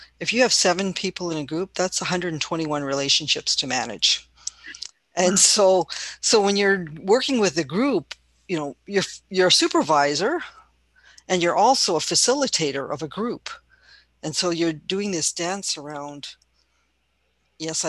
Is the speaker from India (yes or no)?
no; Canada; I'm Chinese Canadian